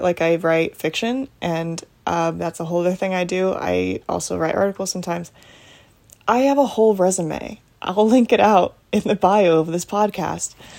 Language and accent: English; United States; I am an American